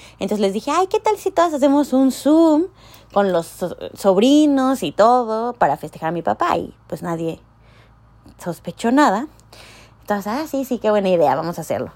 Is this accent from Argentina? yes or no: no; Mexico; moved away as an adult; now in Canada; como mexicanos